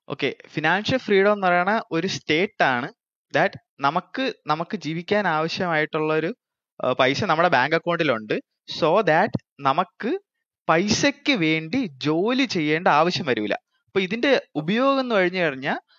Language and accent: Malayalam; Thiruvananthapuram, Kerala, India; ഞാനൊരു ട്രിവാൻഡ്രംകാരനാണ്